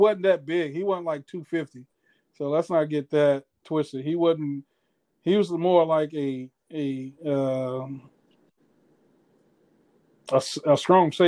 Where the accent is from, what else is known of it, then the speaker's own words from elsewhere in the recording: Miami, Florida, United States; I'm from Miami.